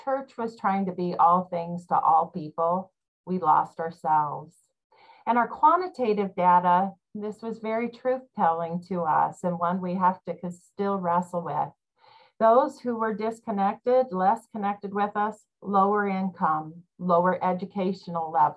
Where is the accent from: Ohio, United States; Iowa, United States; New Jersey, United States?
Iowa, United States; I grew up in Iowa